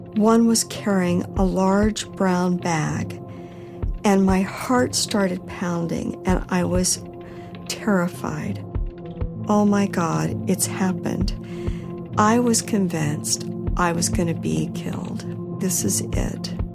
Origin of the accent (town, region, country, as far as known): United States